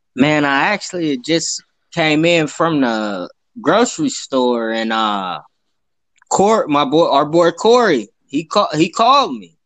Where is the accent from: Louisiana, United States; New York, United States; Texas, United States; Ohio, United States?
Ohio, United States; Youngstown; now in Columbus, United States; I'm originally from Youngstown, Ohio. Been up here in Columbus for a while.